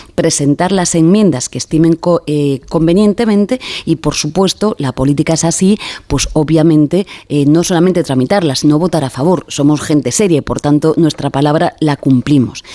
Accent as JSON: {"language": "Spanish", "town": "Baiona", "region": "Galicia", "country": "Spain", "said": "desde mi tierra, desde Galicia, desde Bayona"}